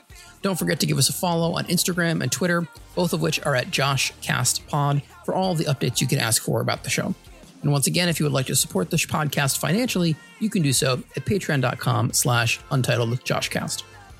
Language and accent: English; New Hampshire, United States; also born or lived in New York; So I grew up in New Hampshire for a little bit and then moved to New York.